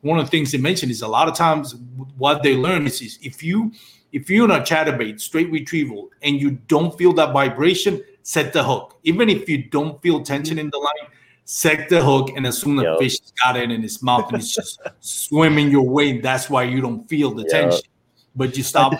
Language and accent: English; Texas, United States; I'm from Texas